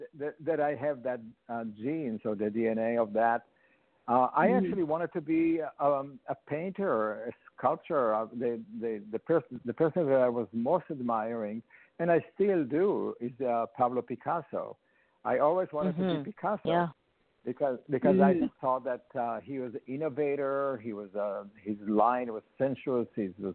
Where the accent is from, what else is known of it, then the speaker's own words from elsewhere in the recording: Israel; moved away as an adult; now in New York, United States; they moved to Israel then, and that's where I was born. And they built a kibbutz, which is a commune, a farming commune, on a mountain. It's called Gilboa, and that's where I was born.